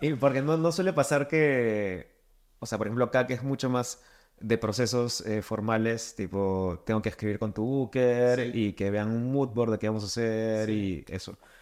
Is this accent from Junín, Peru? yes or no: no; Lima, Peru; soy de Lima